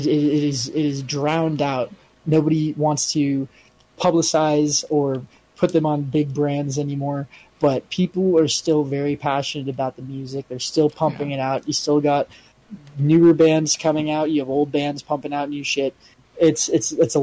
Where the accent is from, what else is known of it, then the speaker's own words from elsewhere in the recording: United States; me observing it as American